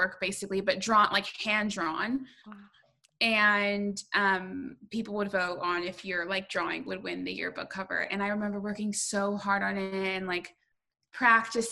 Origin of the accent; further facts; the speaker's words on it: Southern California, United States; I grew up in Southern California